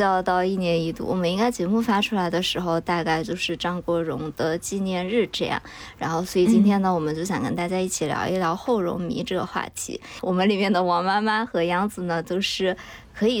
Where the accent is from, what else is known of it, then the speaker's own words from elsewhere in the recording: Chengdu, Sichuan, China; moved away; 因为我老家在成都嘛，其实是一个比较内陆的城市。我小时候没有怎么受到过那种香港文化的影响